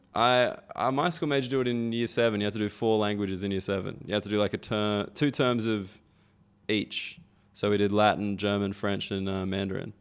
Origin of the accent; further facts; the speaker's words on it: Australia; moved away as an adult; now in United Kingdom; as an Australian person come to the U K